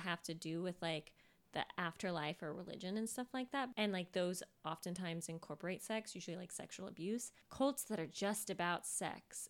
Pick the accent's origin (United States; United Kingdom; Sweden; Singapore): United States; Sacramento, California; I was born in Sacramento.